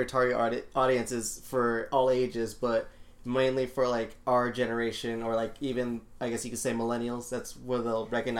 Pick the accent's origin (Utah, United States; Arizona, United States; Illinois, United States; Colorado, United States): Arizona, United States; Phoenix; we grew up in South Phoenix